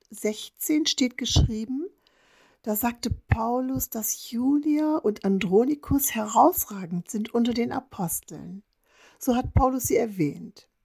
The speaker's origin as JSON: {"language": "German", "region": "Northern Germany", "country": "Germany", "said": "Ich komme ganz aus dem Norden Deutschlands"}